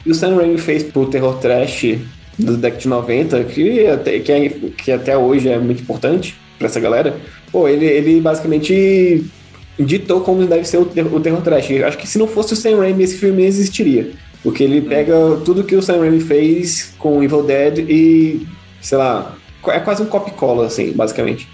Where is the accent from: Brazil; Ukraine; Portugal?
Brazil; a gente é brasileiro